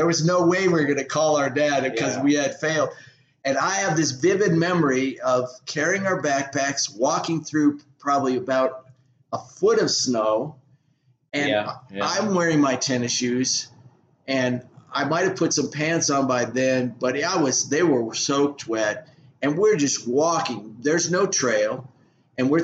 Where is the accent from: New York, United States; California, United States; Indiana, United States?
California, United States; San Diego; we're from San Diego.